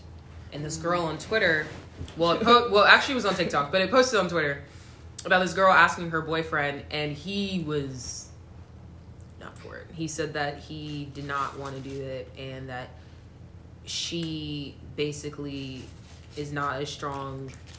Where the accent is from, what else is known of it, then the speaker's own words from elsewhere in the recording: South Carolina, United States; I'm from South Carolina. And that's it. It's just South Carolina.